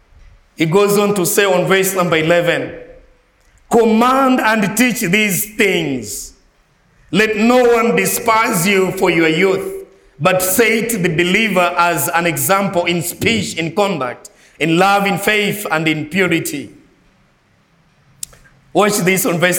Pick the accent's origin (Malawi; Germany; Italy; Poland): Malawi; I'm not from United States. I'm from Malawi.